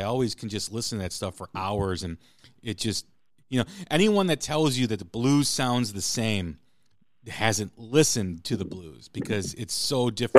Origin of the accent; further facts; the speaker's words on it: Chicago, Illinois, United States; But then, you know, growing up in Chicago, blues was always a heavy influence on what I listened to, because it was all around all the time, especially in the early 80s and in the late 70s.